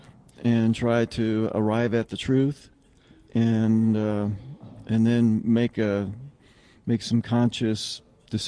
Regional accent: Fort Collins, Colorado, United States; I'm from Fort Collins, Colorado

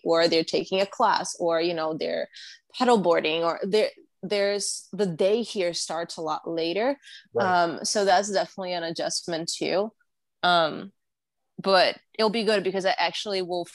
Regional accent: New York, United States; moved away as an adult; now in Los Angeles, United States; I'm a New Yorker. Like, I grew up, like, all of my teenage years and early adult, like, 20s up until, like, what, last week.

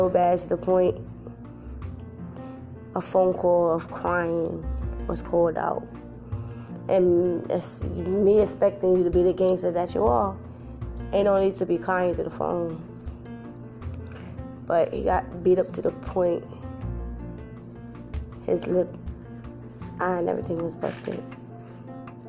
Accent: New York City, New York, United States; moved away; I'm originally from New York, Brooklyn to be exact. Some of the projects

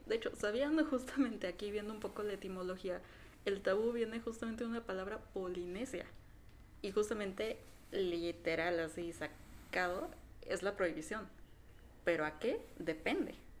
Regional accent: Mexico; aquí en México. Sí, para que de los que no sepan somos de México.

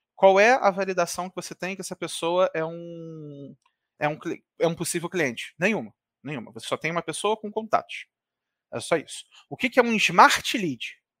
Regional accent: Rio de Janeiro, Brazil; Eu sou aqui do Rio de Janeiro

